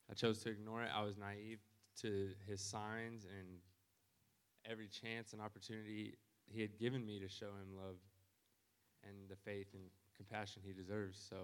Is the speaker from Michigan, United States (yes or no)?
no; Garden City, Kansas, United States; I'm from Garden City, Kansas.